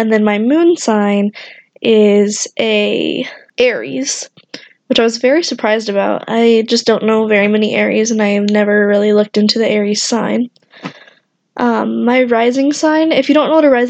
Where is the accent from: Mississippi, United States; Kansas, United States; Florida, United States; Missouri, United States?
Kansas, United States; Wichita; I am from Kansas, Wichita to be exact